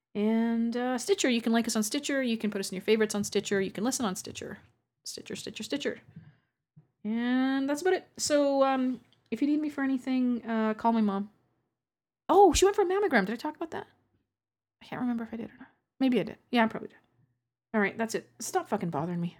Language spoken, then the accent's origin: English; Canada; accent: Canadian; my Canadian accent